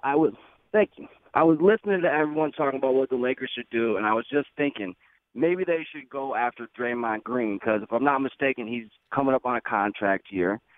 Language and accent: English; Lansing, Michigan, United States; I'm a Michigan State guy. I'm from Lansing, Michigan.